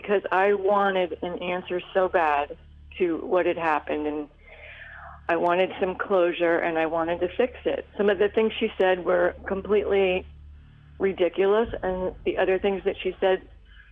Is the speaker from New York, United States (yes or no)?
yes; New York, United States; now in Florida, United States; I'm a New Yorker myself